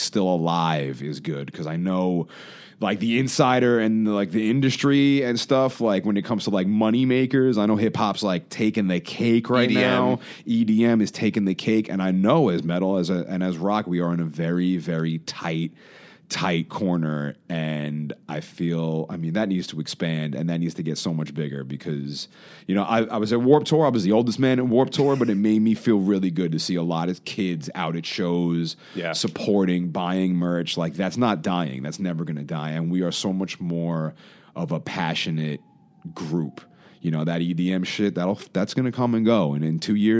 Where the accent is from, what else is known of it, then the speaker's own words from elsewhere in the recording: New York City, New York, United States; I grew up in Queens